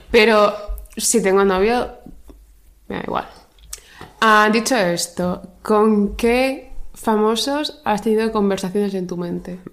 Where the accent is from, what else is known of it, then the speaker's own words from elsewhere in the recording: Region of Murcia, Spain; Soy murciana